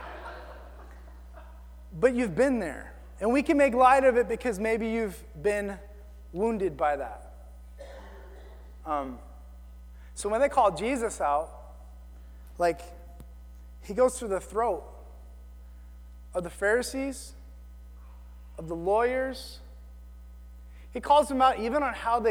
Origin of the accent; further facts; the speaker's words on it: the South, United States; I'm from the South.